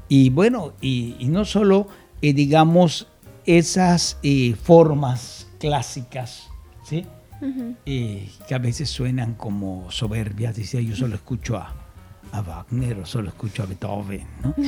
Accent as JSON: {"language": "Spanish", "region": "Yucatán", "country": "Mexico", "also_born_or_lived": "Mexico City", "moved": "as an adult", "said": "Yo no soy yucahuach, como alguien me dijo una vez, yo soy yucateco"}